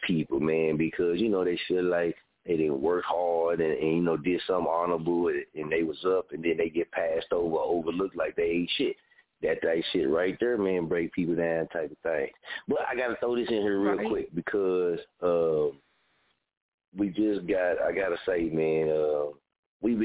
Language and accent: English; Muskogee, Oklahoma, United States; I'm from Muskogee, Oklahoma.